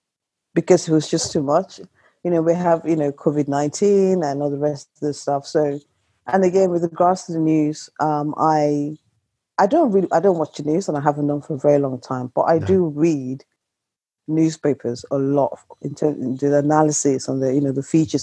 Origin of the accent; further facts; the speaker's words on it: United Kingdom; check the weather, because I'm British and that's what we do.